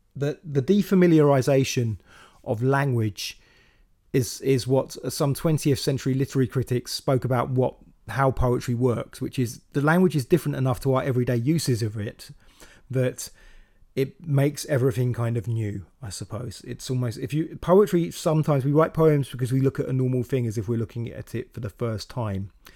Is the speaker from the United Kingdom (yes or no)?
yes; Slough, South East England, United Kingdom; moved away as an adult; also born or lived in Windsor; now in London, United Kingdom; I grew up in Slough